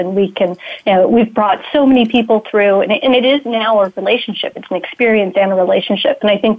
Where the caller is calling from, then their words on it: Redwood City, California, United States; So today I am calling in from the Bay Area, so in the Redwood City area.